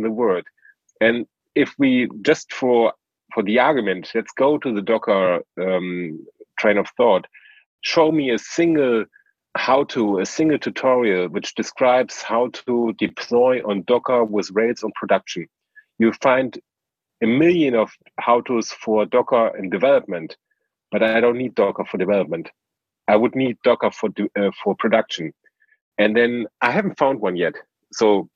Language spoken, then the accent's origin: English; Germany; I'm from Germany